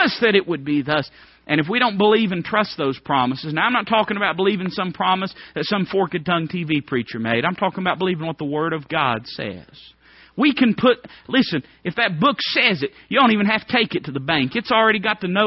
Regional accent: Appalachia, United States; I'd say, I'm hillbilly. That's what I am. I mean, I'd say, well, I'm American. If you say, no, what are you really? I'd say, well, I'm Appalachian American.

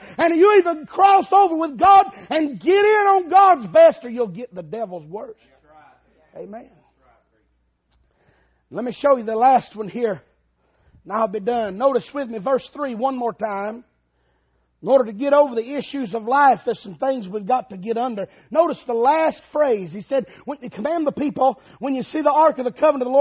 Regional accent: Dayton, Tennessee, United States; moved away; also born or lived in Alabama; I was from Dayton, Tennessee

